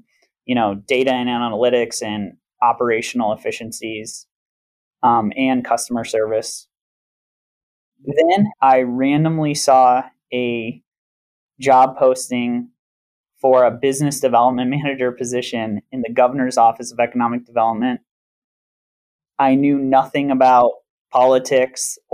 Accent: Grand Rapids, Michigan, United States; moved away as an adult; also born or lived in Minneapolis, Minnesota; now in Las Vegas, United States; I'm from Grand Rapids, Michigan. I grew up in Grand Rapids, Michigan

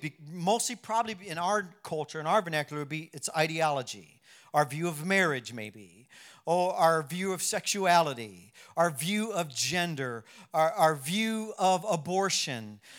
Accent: United States; I'm American

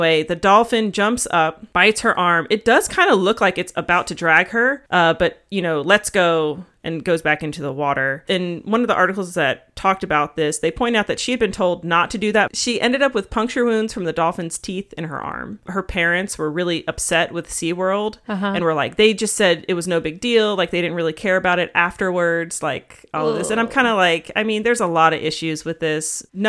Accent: Florida, United States; I was born in Florida.

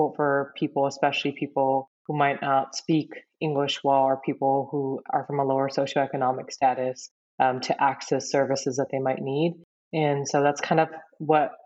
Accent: near Merced, Central California, United States; I grew up in Central California in a really small town, like Nia Merced

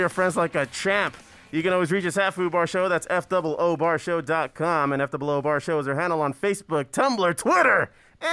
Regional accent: San Gabriel Valley, LA County, California, United States; we're from LA County. Make no mistake, we're from the San Gabriel Valley.

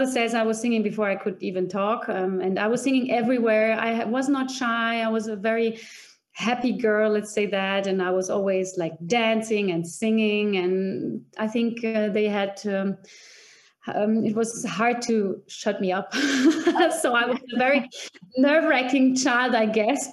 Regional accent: Vienna, Austria; moved away as an adult; also born or lived in Czech Republic / Bremen, Germany; now in Füssen, Germany; I was two when I came to Vienna, and I grew up in Vienna, in Austria

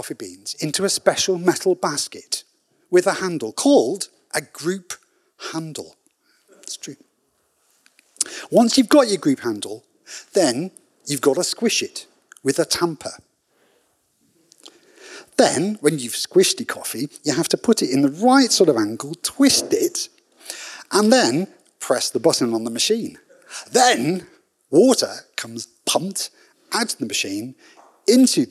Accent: United Kingdom; being British

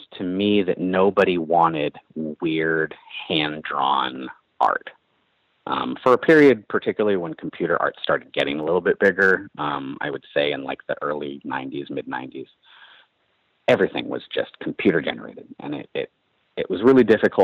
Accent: Berkeley, California, United States; The Bay Area and Berkeley in particular, where I grew up

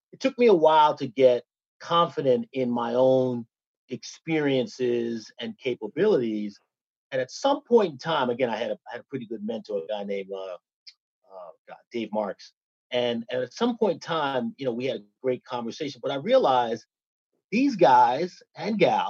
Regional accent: New York City, New York, United States; I came from Bushwick, Brooklyn, so I had a natural hustle.

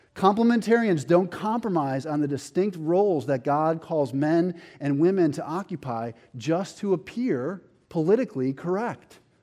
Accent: Buffalo, New York, United States; I have this friend, Mark, that I grew up with in Buffalo

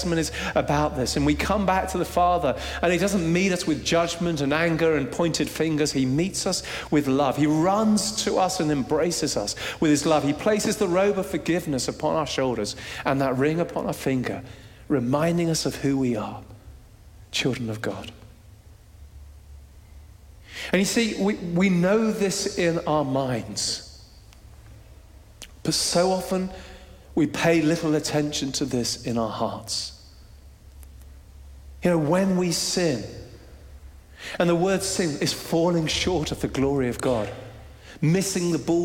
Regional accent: Jersey; we're Brits, we're from Jersey, somewhere in the middle.

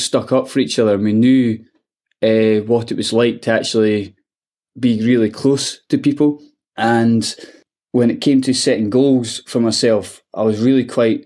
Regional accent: Edinburgh, Scotland, United Kingdom; it's a disadvantaged area of Edinburgh called Pilton, and amazing people there. I got brought with lifelong friends and things, but I found it really, really tough. You had to grow up quite fast

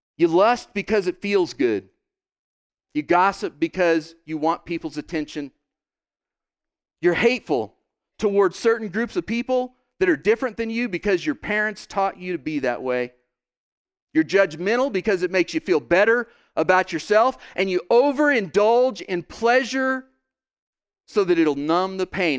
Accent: Oklahoma, United States; I'm from Oklahoma.

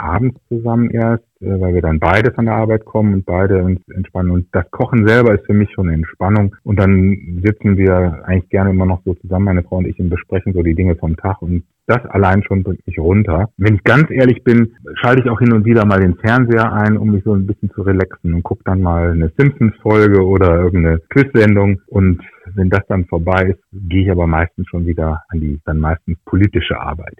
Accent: Aachen, North Rhine-Westphalia, Germany; moved away as an adult; also born or lived in Düsseldorf / Hannover; now in Nienburg, Germany; Ich bin in Aachen geboren und dort auch zur Schule gegangen, habe dort Abitur gemacht

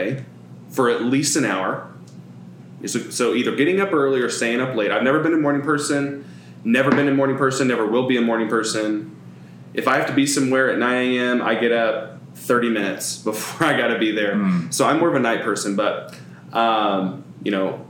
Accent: Edmond, Oklahoma, United States; also born or lived in Del City, Oklahoma; I grew up in Edmond, which is like 15 minutes north of Oklahoma City

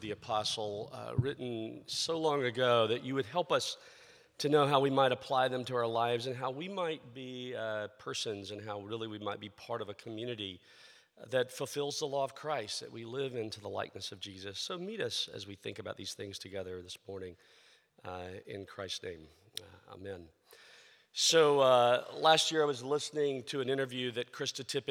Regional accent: the South, United States; I grew up in the South

